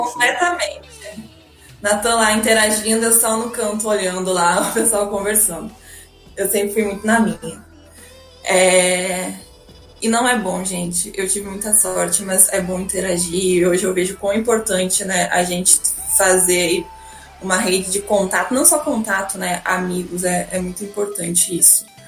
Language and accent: Portuguese; Pelotas, Rio Grande do Sul, Brazil; moved away as an adult; now in Rio de Janeiro, Brazil; eu sou de Pelotas, sou natural de Pelotas